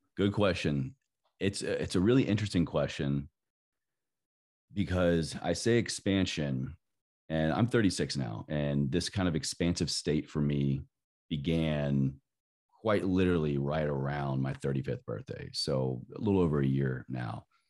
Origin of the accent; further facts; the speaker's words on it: Southwest Virginia, United States; growing up in Southwest Virginia in the Bible Belt